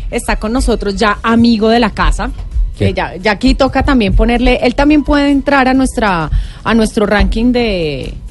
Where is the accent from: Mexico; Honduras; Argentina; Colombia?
Colombia; y como somos colombianos, dejamos la inscripción para la última.